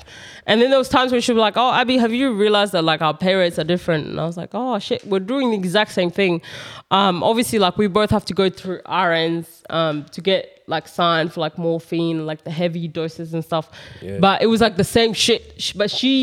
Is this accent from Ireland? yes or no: no; South Australia, Australia; also born or lived in Kenya; I'm coming from South Australia